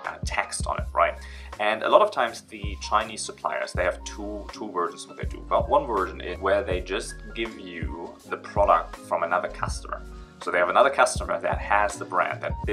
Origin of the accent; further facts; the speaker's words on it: Germany; moved away as an adult; now in China; I'm originally from Germany, but now I'm in China for about 7 years